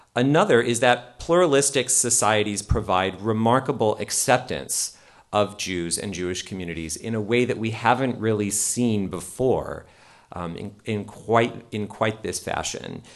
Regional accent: Canada; as a Canadian, also Canada

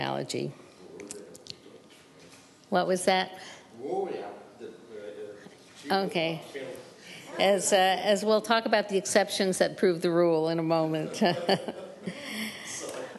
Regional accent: New York, United States; also born or lived in Seattle, Washington; I was born in Seattle, Washington, and my parents moved from Seattle to New York when my older sister graduated public school

